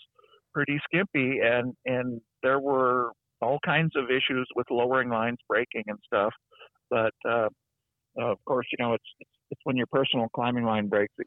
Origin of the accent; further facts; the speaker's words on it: Los Angeles, California, United States; I grew up in Los Angeles